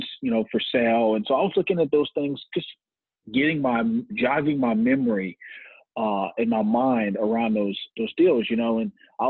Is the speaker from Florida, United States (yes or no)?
no; Lafayette, Louisiana, United States; I'm born and raised in Lafayette, Louisiana, and been here all my life